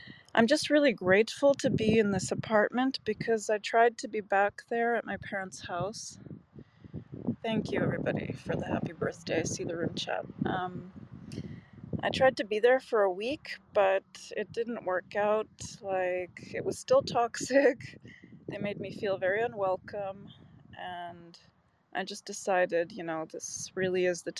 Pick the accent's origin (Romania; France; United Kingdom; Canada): Canada; also born or lived in Macau, China; now in Czech Republic; I'm in the Czech Republic. I grew up in Canada.